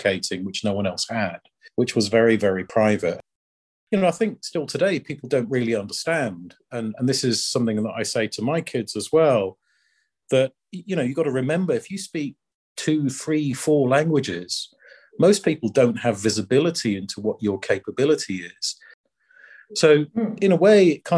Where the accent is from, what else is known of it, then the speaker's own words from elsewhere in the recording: just outside of Leicester, East Midlands, United Kingdom; moved away as an adult; also born or lived in Edinburgh / Swansea; now in Luxembourg; I grew up just outside of Leicester